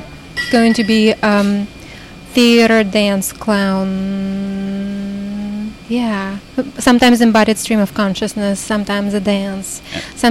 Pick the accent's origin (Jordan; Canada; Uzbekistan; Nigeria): Uzbekistan; born there; also born or lived in Russia / United States; because I was born in Uzbekistan, but I lived for quite a long time in Russia, and my parents are Russian. And then I lived for a long time in America.